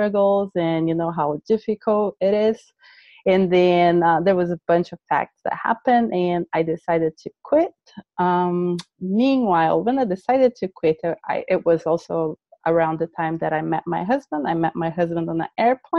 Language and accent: English; Brazil; English is a second language; moved away; I was born in Brazil